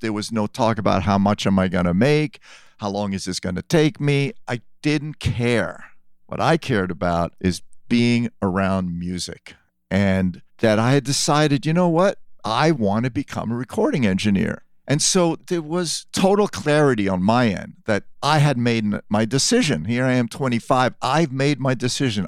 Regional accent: New York City, New York, United States; also born or lived in France; I did grow up in New York from time I was seven

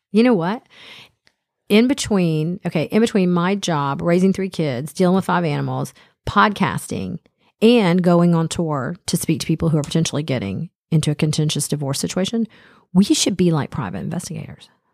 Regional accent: Smyrna, Georgia, United States; Dennis and I grew up in Smyrna, and we both went to Campbell High School.

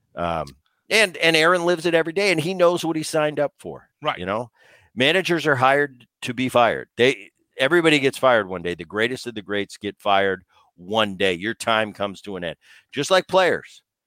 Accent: New Jersey, United States; I grew up in New Jersey

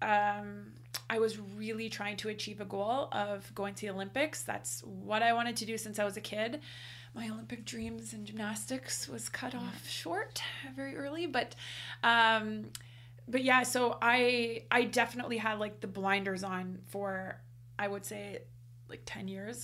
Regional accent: Canada; in Canada here, we competed a lot. I mean, we are Canadian after all

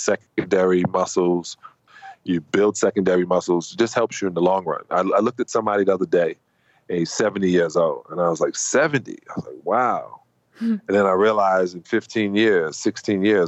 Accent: United States; me being an American.

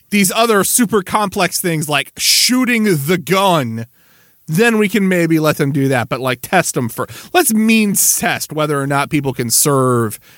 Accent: Missouri, United States; I'm from Missouri.

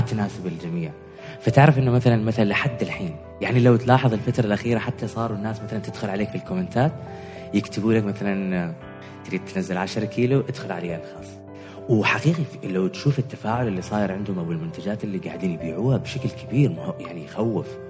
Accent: Oman; احنا مجتمع عماني

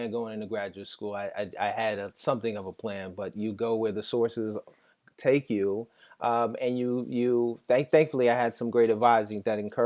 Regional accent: New York City, New York, United States; as a child growing up in Jamaica, Queens

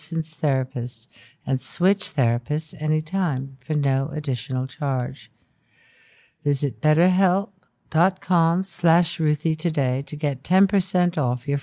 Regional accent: United States; As an American

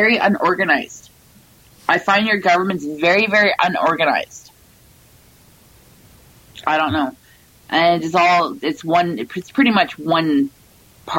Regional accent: Canada; moved away; I'm originally from a small northern town

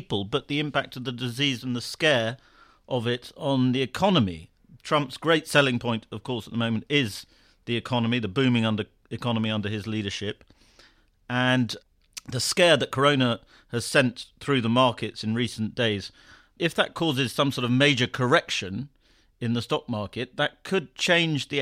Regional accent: United Kingdom; as a Brit

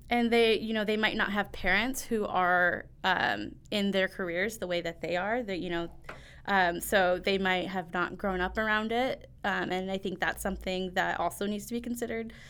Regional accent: Northwest Indiana, United States; I grew up in Northwest Indiana

